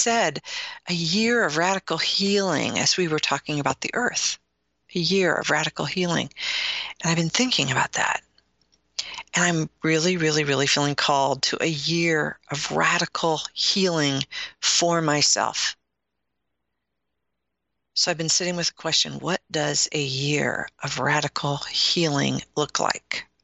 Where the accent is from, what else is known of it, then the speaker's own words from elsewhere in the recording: Midwest, United States; You can tell I'm from the Midwest, when I say root, some people say root, I say root.